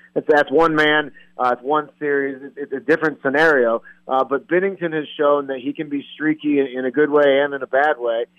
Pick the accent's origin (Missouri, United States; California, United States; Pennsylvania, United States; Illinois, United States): Missouri, United States; St. Louis; also born or lived in Denver, Colorado; since I'm from there